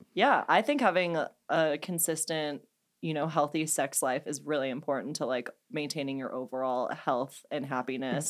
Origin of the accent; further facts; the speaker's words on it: St. Louis, Missouri, United States; I'm from Saint Louis, Anheuser-Busch